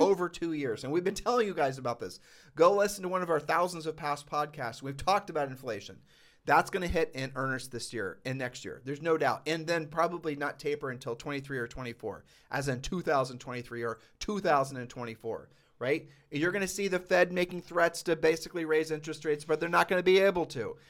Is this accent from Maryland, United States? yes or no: no; Ohio, United States; moved away; I'm just a poor kid from Ohio